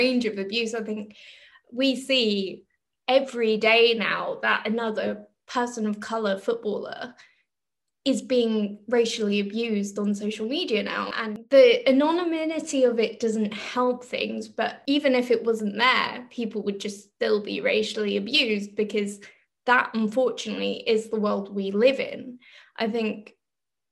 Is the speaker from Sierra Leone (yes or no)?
no; London, United Kingdom; moved away as an adult; now in Germany; We're from Northwest London